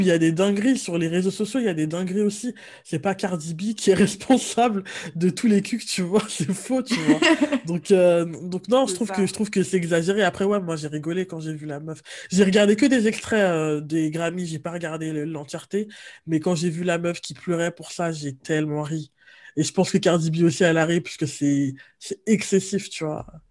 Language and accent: French; France; on est français